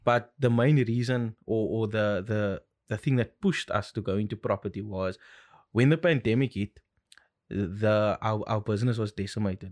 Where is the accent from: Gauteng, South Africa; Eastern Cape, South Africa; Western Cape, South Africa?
Western Cape, South Africa; Cape Town; born and bred in Cape Town, lived here my whole life